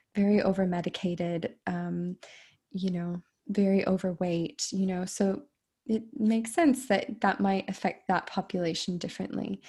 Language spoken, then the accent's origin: English; United States; I I'm American